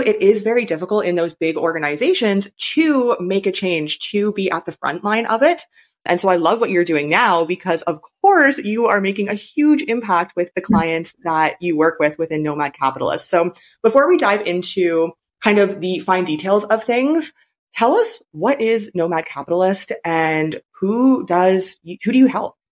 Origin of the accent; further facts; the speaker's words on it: Canada; moved away as an adult; now in China; I'm from Canada